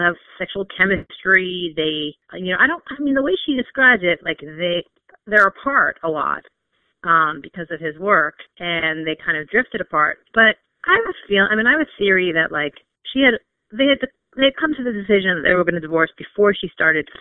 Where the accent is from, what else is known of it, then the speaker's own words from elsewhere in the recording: New York, United States; I'm from New York